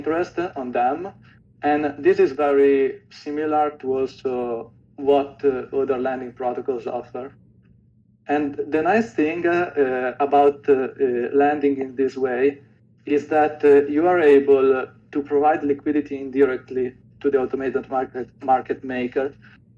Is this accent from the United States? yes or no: no; Italy; I'm from Italy